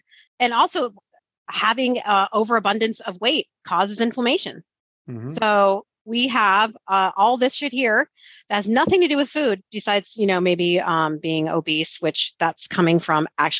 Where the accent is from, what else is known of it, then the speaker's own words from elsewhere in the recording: East Coast, United States; I grew up in the East Coast, very straightforward